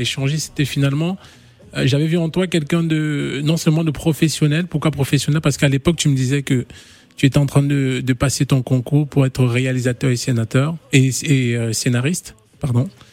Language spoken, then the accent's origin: French; Gabon; je suis gabonais aussi